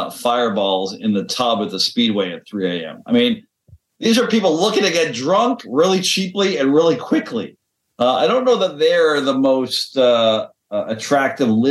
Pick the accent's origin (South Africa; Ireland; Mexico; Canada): Canada; as a Canadian myself, like half of the people I grew up with are currently working lumberjacks